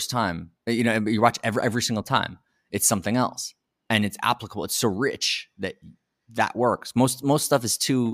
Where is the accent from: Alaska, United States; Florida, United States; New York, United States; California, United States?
New York, United States; New York City; moved away as an adult; also born or lived in Boston; I'm from New York City, and I left New York City in 2014, really for the first time. I went to college in Boston, but really I was basically living in New York my whole life